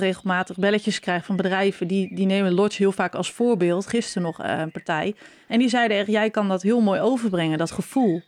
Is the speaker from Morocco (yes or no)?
no; Norg, Drenthe, Netherlands; we zitten hier nu in het huis waar ik ben opgegroeid, in Norg